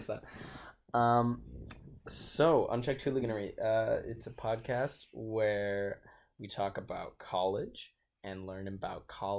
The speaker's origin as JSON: {"language": "English", "town": "Rochester", "region": "Minnesota", "country": "United States", "said": "I am from Rochester, Minnesota. I'm majoring in biochem right now"}